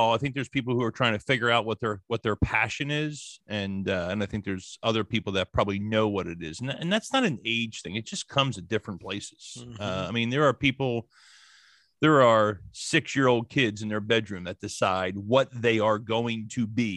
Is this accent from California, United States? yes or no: no; New Jersey, United States; I grew up in New Jersey